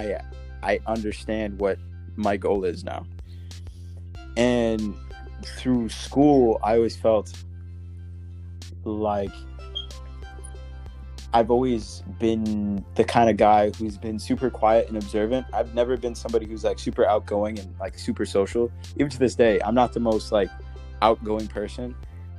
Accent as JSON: {"language": "English", "country": "Belize", "tie": "born or raised there", "moved": "yes", "lives_now": "United States", "said": "I came from a different country. I was born in Belize"}